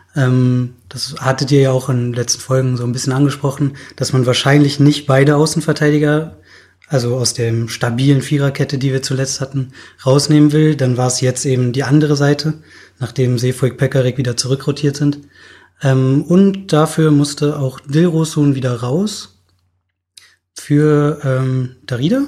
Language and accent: German; Berlin, Germany; moved away as an adult; now in Münster, Germany; ich komme auch aus Berlin